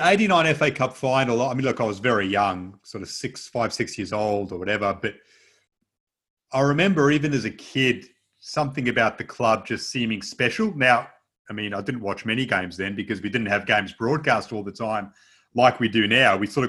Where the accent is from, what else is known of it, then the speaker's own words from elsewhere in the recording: Perth, Western Australia, Australia; So growing up in Perth